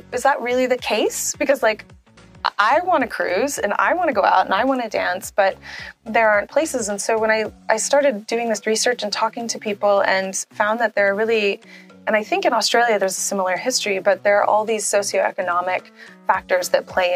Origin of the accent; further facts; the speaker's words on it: New Orleans, Louisiana, United States; I'm from New Orleans in the United States